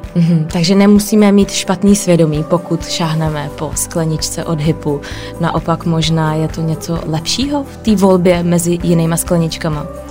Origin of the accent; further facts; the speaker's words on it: Prague, Czechia; jsem z Prahy